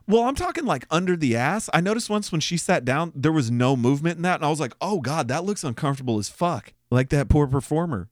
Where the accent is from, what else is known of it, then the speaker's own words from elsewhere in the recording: Austin, Texas, United States; we're from Austin.